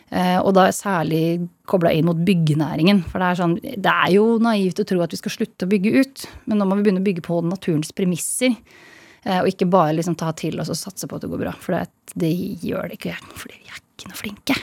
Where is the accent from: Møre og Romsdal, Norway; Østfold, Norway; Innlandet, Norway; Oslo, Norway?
Østfold, Norway; moved away as an adult; also born or lived in Bergen; jeg er fra Østfold